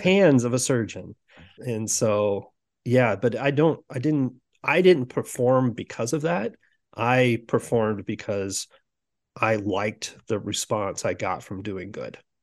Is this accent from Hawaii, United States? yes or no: no; Sioux City, Iowa, United States; now in Omaha, United States; I grew up in Sioux City, Iowa. So I'm currently in Omaha, Nebra-, Omaha, Nebraska